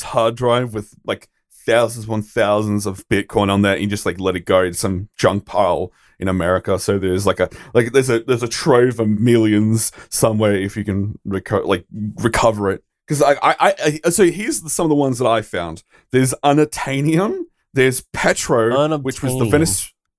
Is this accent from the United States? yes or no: no; Australia; so as an Australian, I have to mention this.